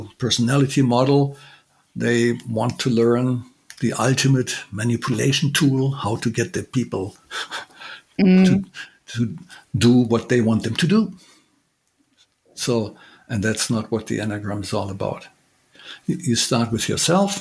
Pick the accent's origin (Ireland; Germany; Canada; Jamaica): Germany; I'm from Germany